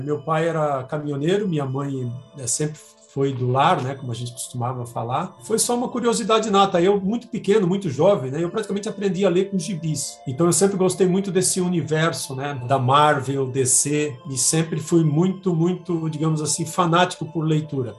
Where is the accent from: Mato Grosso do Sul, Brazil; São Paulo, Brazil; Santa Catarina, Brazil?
Santa Catarina, Brazil; Balneário Camboriú; moved away as an adult; also born or lived in Florianópolis; now in Campinas, Brazil; Eu sou nascido em Balneário Camboriú, Santa Catarina